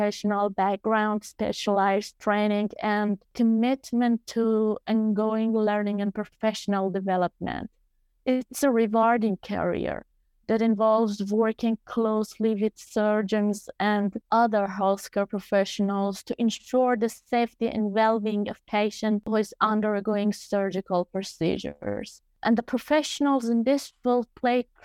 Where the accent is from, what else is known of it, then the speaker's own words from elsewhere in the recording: Iran; also born or lived in Australia; the sanctions we have in Iran